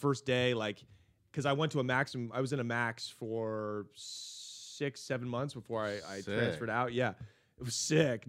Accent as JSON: {"language": "English", "town": "Portland", "region": "Oregon", "country": "United States", "said": "we're from Portland."}